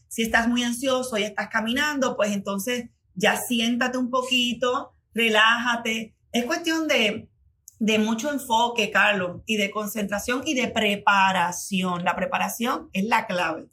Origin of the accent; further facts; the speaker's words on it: Puerto Rico; como buena puertorriqueña